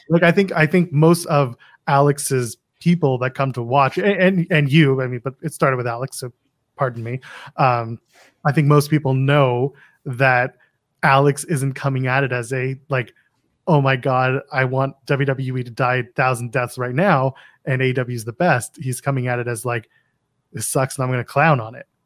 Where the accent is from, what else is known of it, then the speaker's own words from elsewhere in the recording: Canada; I'm Canadian